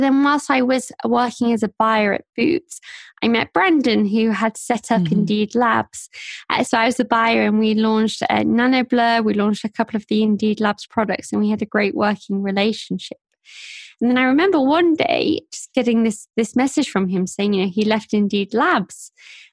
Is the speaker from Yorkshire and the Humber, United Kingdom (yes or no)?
yes; Sheffield, Yorkshire and the Humber, United Kingdom; also born or lived in Nottingham; I grew up in Sheffield, which is a city towards the north of England